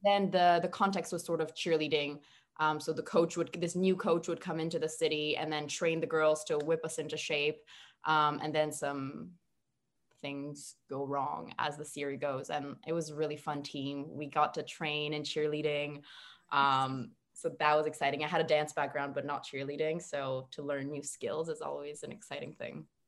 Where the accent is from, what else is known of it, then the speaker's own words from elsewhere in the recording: Montreal, Quebec, Canada; now in Toronto, Canada; I'm from Montreal originally